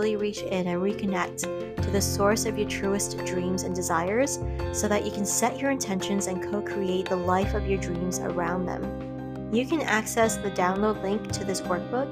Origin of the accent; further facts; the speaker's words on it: Hawaii, United States; I grew up in Hawaii around luxury vacation homes and loaded expats and tourists